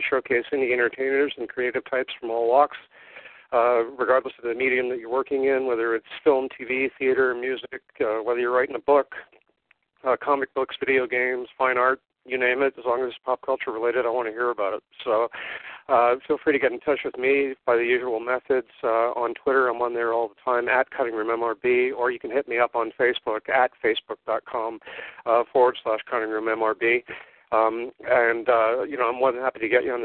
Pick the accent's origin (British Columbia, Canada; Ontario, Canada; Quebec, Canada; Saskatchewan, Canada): Quebec, Canada; Montreal; I'm from Montreal, so I yeah, with the accent on it